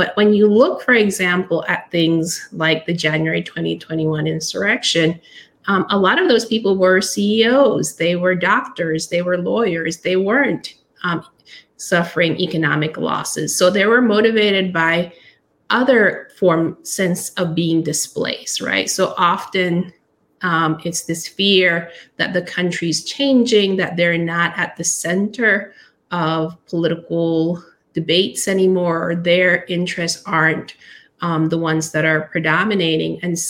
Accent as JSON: {"language": "English", "country": "Nicaragua", "said": "I'm from Nicaragua, which is a little country that is repeatedly invaded or fought over by major powers throughout its history."}